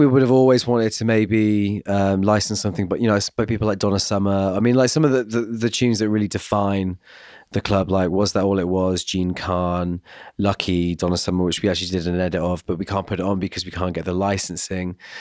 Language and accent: English; Glastonbury, South West England, United Kingdom; moved away; I'm from Glastonbury as well, it's my home, my home village pretty much